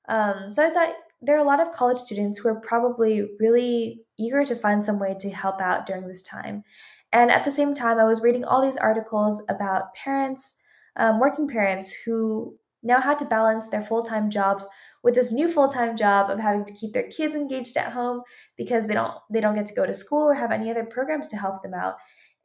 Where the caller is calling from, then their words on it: Palo Alto, California, United States; I'm calling from Palo Alto, California